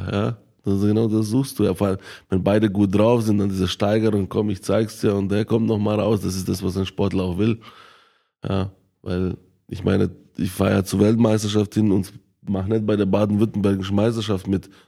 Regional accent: Bosnia & Herzegovina; born there; ich bin ja selber in Bosnien-Herzegowina geboren und ich bin ja jedes Jahr ein, zwei Mal dort

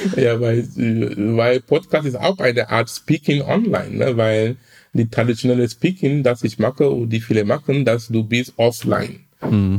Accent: Cameroon; now in Hamburg, Germany; Ich komme ursprünglich aus Kamerun

